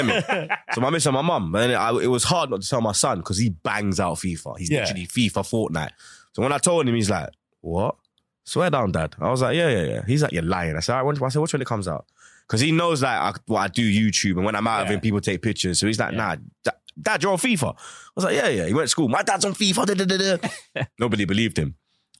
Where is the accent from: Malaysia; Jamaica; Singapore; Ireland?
Jamaica; Because in Jamaica, you have Gully and Gaza.